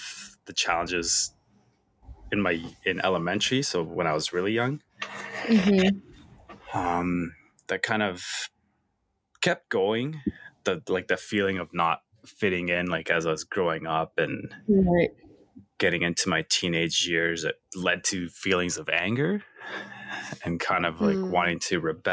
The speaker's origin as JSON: {"language": "English", "town": "Edmonton", "region": "Alberta", "country": "Canada", "tie": "born or raised there", "also_born_or_lived": "El Salvador", "first_language": "English", "said": "I left El Salvador when I was only 1 year old. So I'm pretty much Canadian. First language is English."}